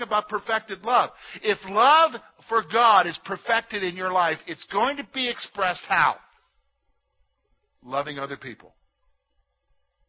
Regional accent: South Carolina, United States; now in Pennsylvania, United States; I'm from South Carolina

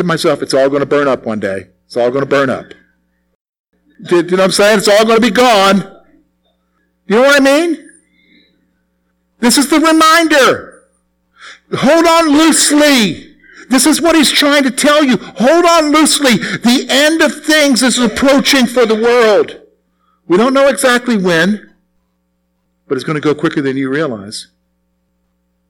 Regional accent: South Carolina, United States; moved away; South Carolina where I grew up

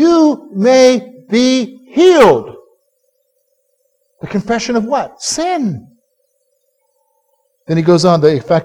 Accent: South Carolina, United States; as a boy, I was growing up in South Carolina

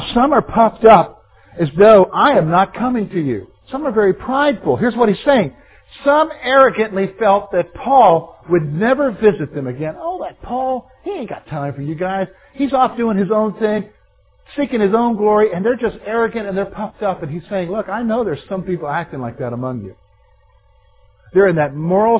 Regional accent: the Carolinas, United States; Growing up in Carolinas

